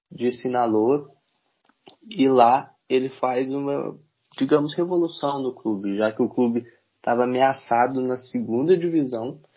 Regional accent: Rio Grande do Sul, Brazil; eu como gaúcho

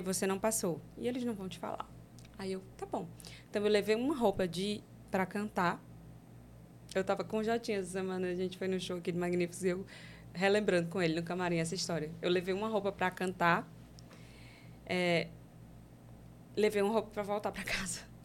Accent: Fortaleza, Ceará, Brazil; Eu, eu sou do Ceará, sou de Fortaleza. E eu mora, morava lá em um bairro que é, é bem periferia mesmo

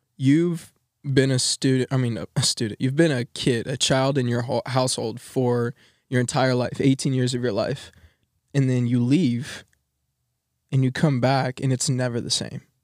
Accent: Texas, United States; moved away as an adult; I'm from Texas

